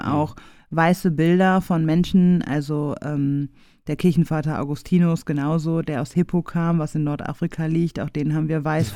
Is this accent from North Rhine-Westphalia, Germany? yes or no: yes; Essen, North Rhine-Westphalia, Germany; ich bin ähm, im Weigelhaus in Essen groß geworden